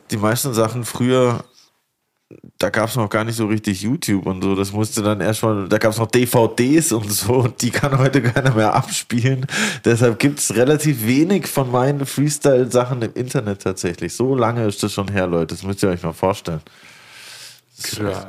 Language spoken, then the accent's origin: German; Lörrach, Baden-Württemberg, Germany; moved away; also born or lived in Stuttgart / Karlsruhe; eher an der Schweizer Grenze, da wo ich, wo ich aufgewachsen bin